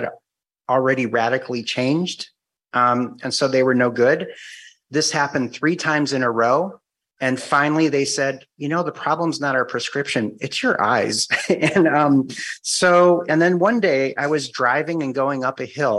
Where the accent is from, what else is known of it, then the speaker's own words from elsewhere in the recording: Cleveland, Ohio, United States; moved away as an adult; also born or lived in Whidbey Island, Washington / Guam; now in Washington, United States; I'm originally from Cleveland.